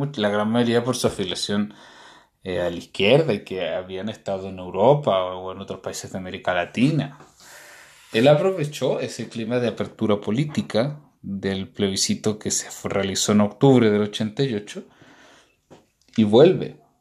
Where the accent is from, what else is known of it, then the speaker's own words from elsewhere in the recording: Chile; los que nacimos en Chile